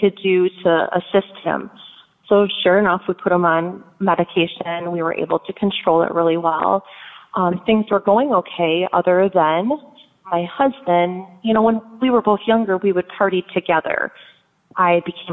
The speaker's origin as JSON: {"language": "English", "region": "Michigan", "country": "United States", "tie": "born or raised there", "moved": "yes", "said": "we are originally from Michigan. I was born and raised"}